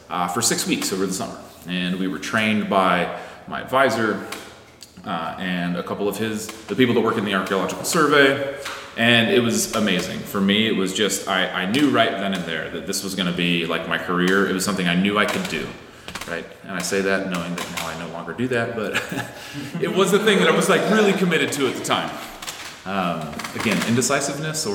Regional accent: Indiana, United States; I grew up in Indiana

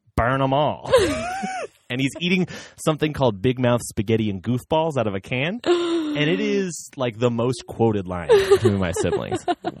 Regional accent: Bloomington, Indiana, United States; In Bloomington, Indiana is where I'm from.

